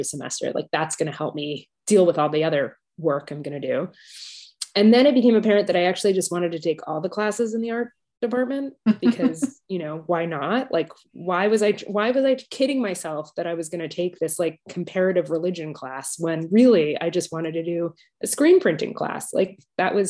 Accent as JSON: {"language": "English", "town": "Washington", "region": "District of Columbia", "country": "United States", "tie": "born or raised there", "moved": "as an adult", "lives_now": "London, United Kingdom", "said": "I was born in Washington, D.C., but I currently live in London, UK, England, and I've been living here for 12 years"}